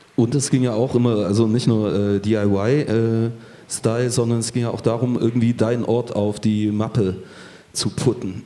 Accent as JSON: {"language": "German", "town": "Chemnitz", "region": "Saxony", "country": "Germany", "tie": "born or raised there", "moved": "yes", "said": "in meiner Heimatstadt"}